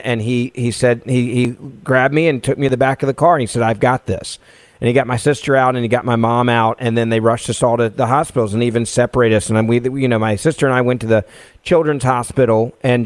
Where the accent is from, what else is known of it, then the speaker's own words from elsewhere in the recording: Memphis, Tennessee, United States; a city council member in my hometown of Memphis, Tennessee